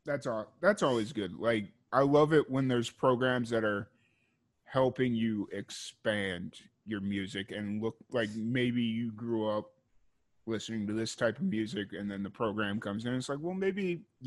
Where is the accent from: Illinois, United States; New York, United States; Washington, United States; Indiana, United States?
Illinois, United States; Chicago; I grew up in Chicago and I went to school at Southern Illinois.